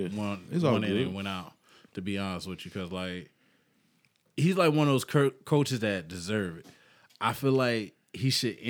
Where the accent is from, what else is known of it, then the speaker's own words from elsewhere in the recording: New York, United States; I'm from New York